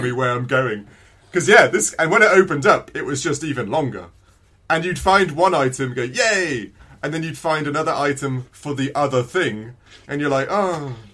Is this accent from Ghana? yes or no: no; England, United Kingdom; I'm English